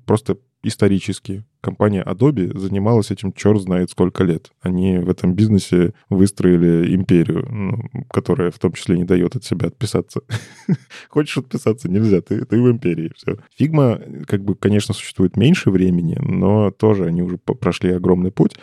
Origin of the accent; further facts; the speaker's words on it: Belarus; я из Беларуси.